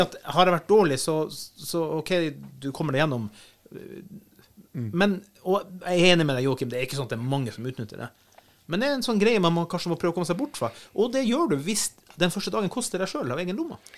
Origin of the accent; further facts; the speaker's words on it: Finnmark, Norway; jeg er ikke nordlending, jeg er finnmarking